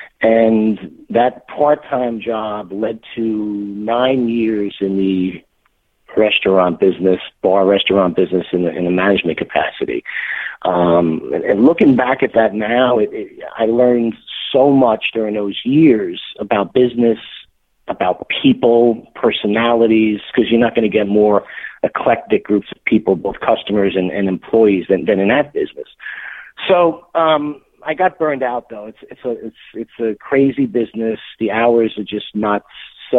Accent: New York, United States; Well, it's kind of interesting that I came from New York, so right off the bat there, it's a little different.

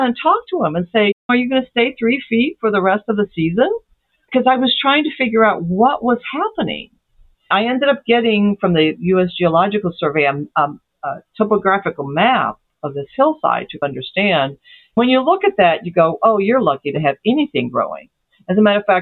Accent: Brazil; moved away; also born or lived in Ozarks; I was raised in Brazil

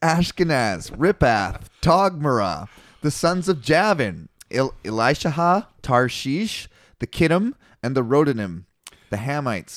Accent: Canada

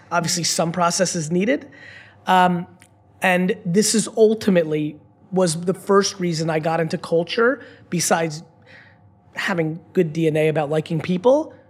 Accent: United States; as an American citizen, I've traveled the world my whole life

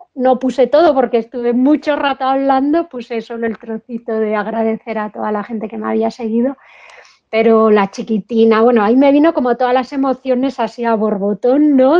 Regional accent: Spain; cuando me oían el acento, ¿de dónde eres? Pues española

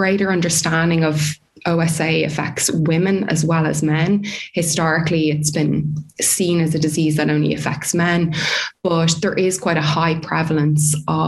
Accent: Dublin, Leinster, Ireland; moved away as an adult; also born or lived in New Zealand / South Australia; now in Australia; I'm originally from Dublin in Ireland, as you can probably tell from my accent.

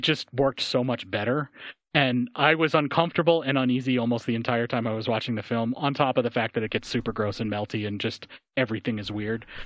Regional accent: United States; I'm American

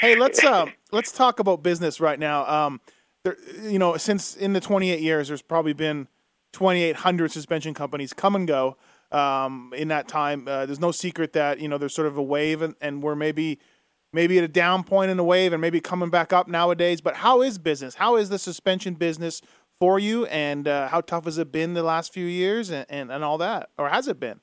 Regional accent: Canada; I grew up in Canada just as a kid, just reading the magazines

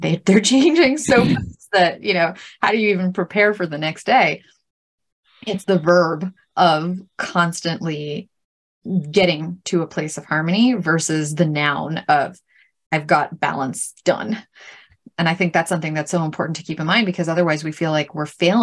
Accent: New York City, New York, United States; I grew up in Brooklyn

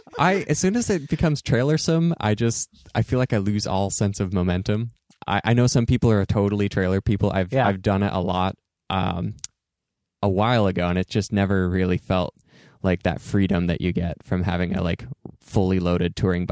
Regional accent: Eastern Oregon, United States; growing up in Eastern Oregon and having family in the Portland area.

